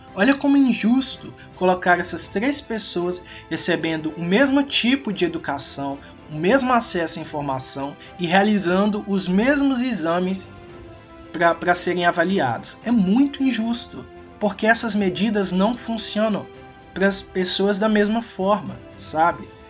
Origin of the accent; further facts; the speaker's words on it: Minas Gerais, Brazil; also born or lived in Belo Horizonte; eu sou de Minas Gerais e eu estudo em Belo Horizonte